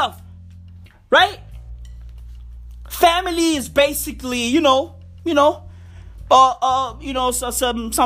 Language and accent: English; South Africa; I'm South African, right? I live in Johannesburg, the East Rand